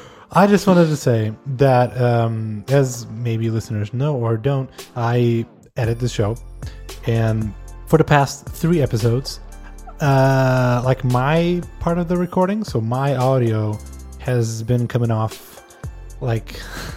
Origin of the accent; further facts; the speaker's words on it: Canada; I'm Canadian.